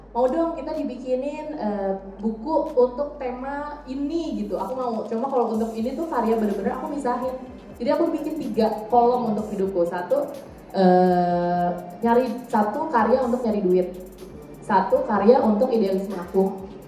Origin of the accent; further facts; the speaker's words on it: Indonesia; dari Indonesia